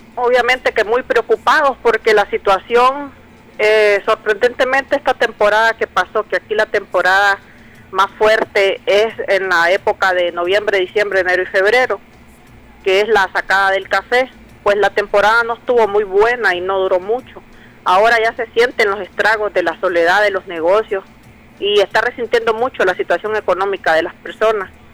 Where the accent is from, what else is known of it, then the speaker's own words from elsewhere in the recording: Nicaragua; todos nosotros como nicaragüenses ansiamos